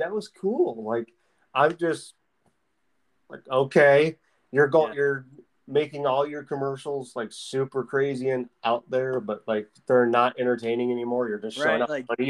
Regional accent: Ohio, United States; I was born in Ohio

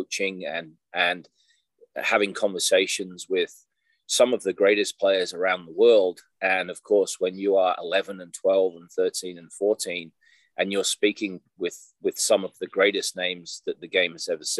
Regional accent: Australia; also born or lived in England; now in Iowa, United States; We emigrated to Australia in 1975. I was almost 10-year-old

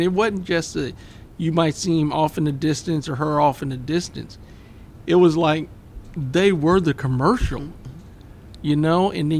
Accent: Midwest, United States; And I grew up in the Midwest and, you know, we travel with the military.

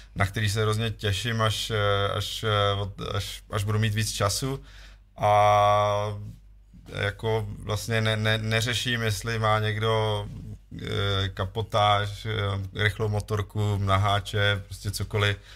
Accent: Vysočina Region, Czechia; já pocházím z Vysočiny, tady relativně kousek

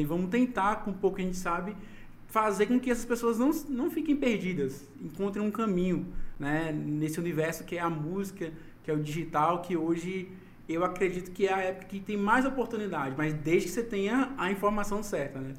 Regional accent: Aracaju, Sergipe, Brazil; moved away; Eu sou de Aracaju

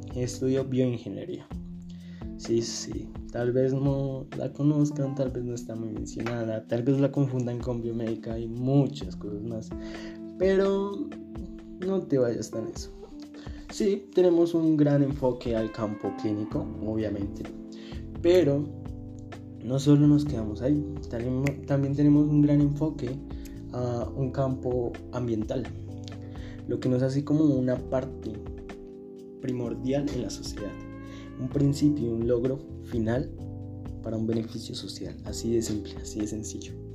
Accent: Colombia; yo soy de Colombia

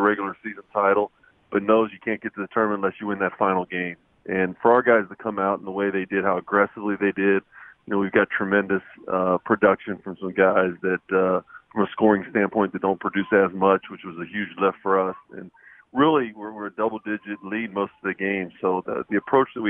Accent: Northern Kentucky, United States; I'm from Northern Kentucky

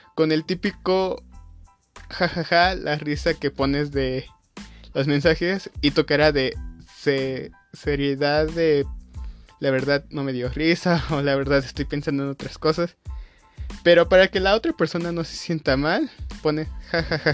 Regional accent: Mexico; yo soy de México

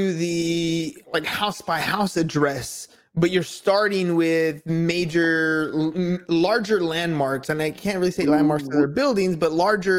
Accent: Imperial Beach, California, United States; I grew up in Imperial Beach. It's you know, right near the border here in San Diego.

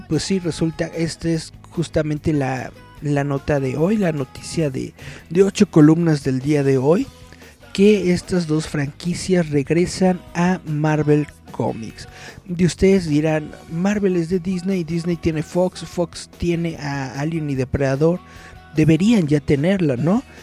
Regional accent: Mexico; somos mexicanos, pero hablamos español

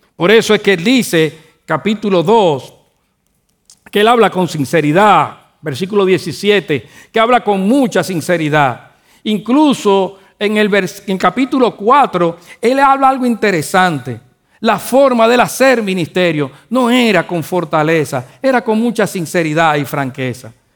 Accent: Dominican Republic; Nosotros los dominicanos decimos que joseamos

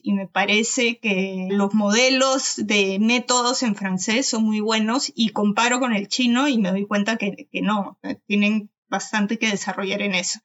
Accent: Peru; also born or lived in Malaysia; cuando volvimos a Perú

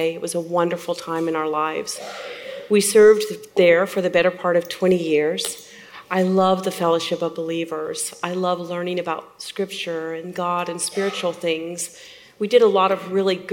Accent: Oklahoma City, Oklahoma, United States; I was born and raised in Oklahoma City, smack dab in the center of it.

